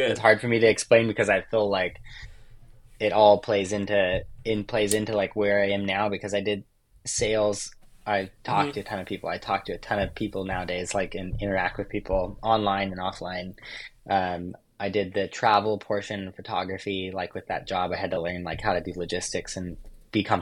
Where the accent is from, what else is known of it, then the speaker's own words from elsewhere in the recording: Oregon, United States; Like growing up in Oregon, there's a lot of logging trucks and uh, work trucks